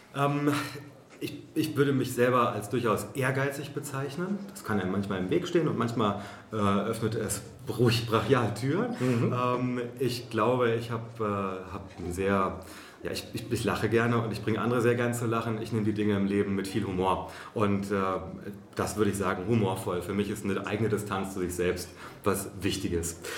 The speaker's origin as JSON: {"language": "German", "region": "Hesse", "country": "Germany", "tie": "born or raised there", "also_born_or_lived": "Berlin", "moved": "as an adult", "said": "ich mal zurück in meine Heimat nach Hessen gehe"}